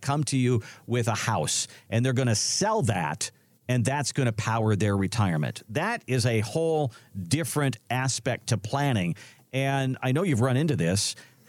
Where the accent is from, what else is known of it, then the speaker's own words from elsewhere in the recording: Midwest, United States; You know, I'm from the Midwest, and I'm more used to tornadoes as far as storms are concerned.